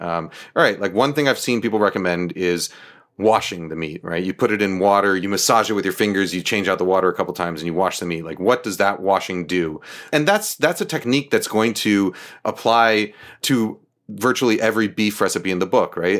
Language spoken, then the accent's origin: English; New York, United States; born or raised there; also born or lived in Boston